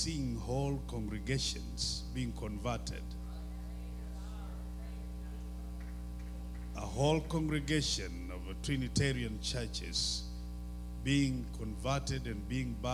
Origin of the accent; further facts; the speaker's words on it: Kenya; I am from Kenya